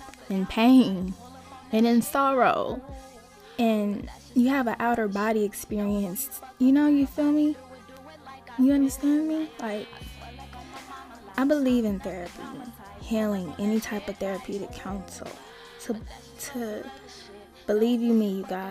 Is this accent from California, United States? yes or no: yes; Los Angeles, California, United States; moved away as an adult; also born or lived in Arizona / Las Vegas; I grew up in South Central